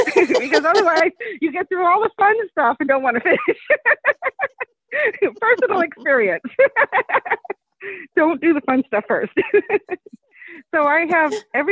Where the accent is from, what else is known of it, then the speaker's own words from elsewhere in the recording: Lakeport, California, United States; I grew up in Lakeport, California, which is a tiny little